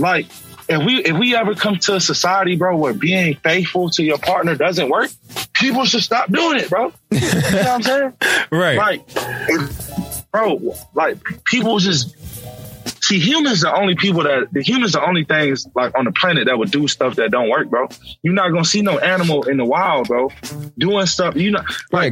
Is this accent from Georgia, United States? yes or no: yes; Atlanta, Georgia, United States; I'm from Atlanta